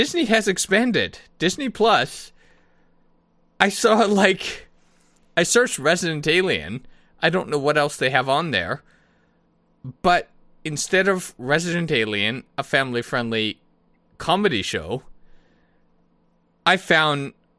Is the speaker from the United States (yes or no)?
no; Canada; I do love being Canadian